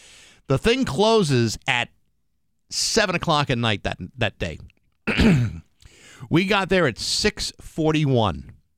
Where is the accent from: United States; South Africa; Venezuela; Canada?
United States; Massachusetts; we're from Massachusetts.